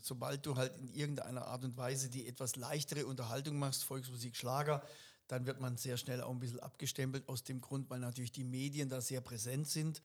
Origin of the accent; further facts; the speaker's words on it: Upper Black Forest, Baden-Württemberg, Germany; now in Ettenheim, Germany; Ich bin ja ursprünglich vom Hochschwarzwald, das liebe ich genauso. Das ist mein Geburtsort, das ist quasi auch ein Stück Heimat.